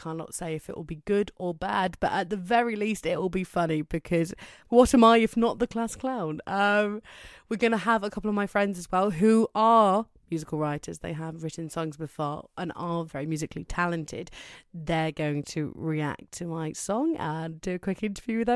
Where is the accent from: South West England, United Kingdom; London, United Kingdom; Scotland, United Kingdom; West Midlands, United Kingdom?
South West England, United Kingdom; Cornwall; I'm from Cornwall in England